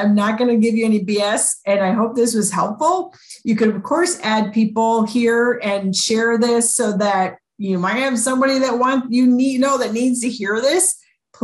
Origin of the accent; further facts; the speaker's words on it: Chicago, Illinois, United States; I grew up in Chicago